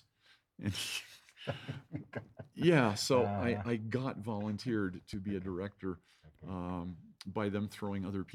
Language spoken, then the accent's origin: English; Santa Clara, California, United States; moved away as an adult; also born or lived in San Francisco; now in Fort Collins, United States; I was born in San Francisco, but raised in Silicon Valley in Santa Clara